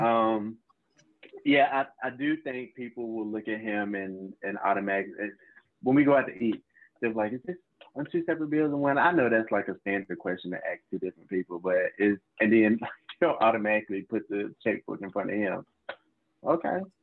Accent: Charlotte, North Carolina, United States; now in Winston-Salem, United States; I'm originally from Charlotte, North Carolina. Uh, grew up in a small county as well. Um, I now live in Winston Salem, North Carolina.

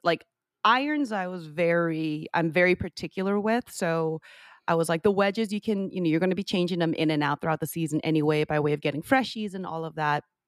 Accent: San Jose, California, United States; now in Orlando, United States; Grew up in San Jose.

